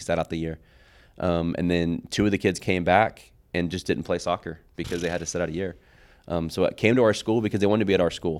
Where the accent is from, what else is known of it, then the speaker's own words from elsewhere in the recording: Oklahoma City, Oklahoma, United States; I came from Capitol Hill